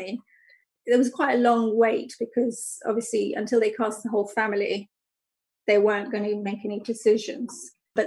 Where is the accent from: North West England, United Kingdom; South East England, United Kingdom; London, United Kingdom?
London, United Kingdom; I grew up in London, which is very different to Luton, even though it's not that far